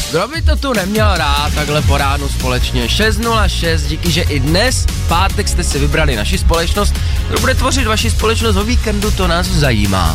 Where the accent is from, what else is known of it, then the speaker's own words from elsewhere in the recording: Moravia, Czechia; já jsem z Moravy